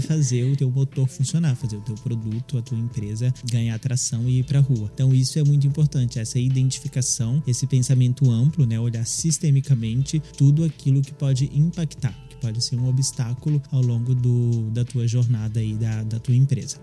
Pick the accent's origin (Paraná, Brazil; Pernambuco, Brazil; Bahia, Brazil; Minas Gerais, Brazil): Minas Gerais, Brazil; eu sou de Minas Gerais